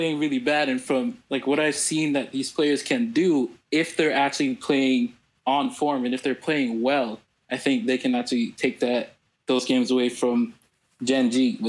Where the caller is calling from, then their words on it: Atlanta, Georgia, United States; I am calling from Atlanta, Georgia.